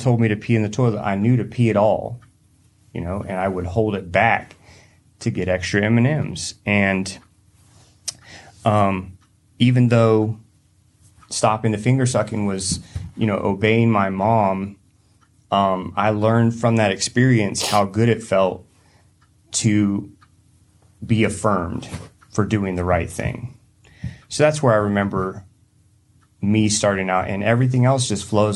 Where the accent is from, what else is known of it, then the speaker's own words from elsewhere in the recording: Hendersonville, North Carolina, United States; moved away; also born or lived in Lincoln; I grew up in Hendersonville, North Carolina, East Coast